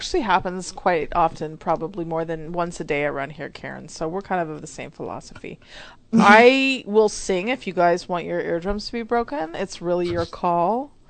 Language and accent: English; California, United States; moved away; also born or lived in Tennessee; Well, by the way, I'm actually Californian